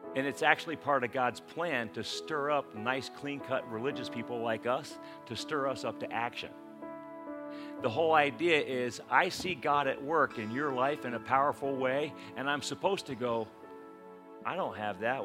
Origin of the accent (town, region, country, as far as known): United States